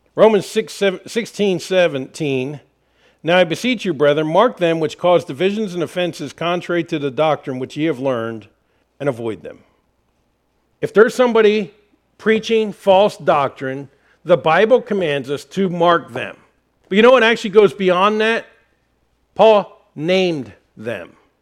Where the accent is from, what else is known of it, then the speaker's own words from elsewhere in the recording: Harrisburg, Pennsylvania, United States; moved away; I'm from Harrisburg, Pennsylvania area